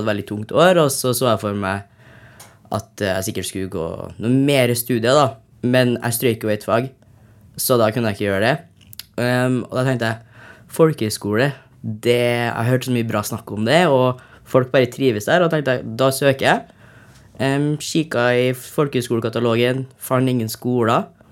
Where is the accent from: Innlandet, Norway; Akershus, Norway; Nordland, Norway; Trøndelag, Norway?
Trøndelag, Norway; Trondheim; Jeg kommer fra Trondheim